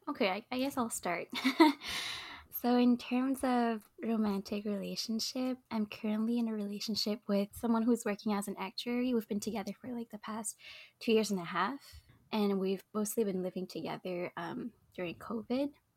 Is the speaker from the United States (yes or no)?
no; Montreal, Quebec, Canada; I was born and raised in Montreal